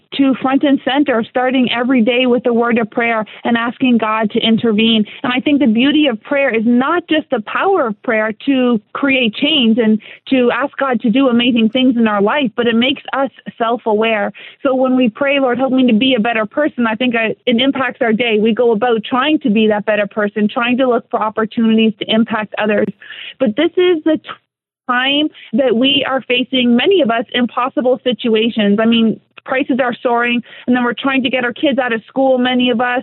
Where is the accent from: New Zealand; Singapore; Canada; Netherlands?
Canada; moved away as an adult; now in South Florida, United States; I'm a Canadian.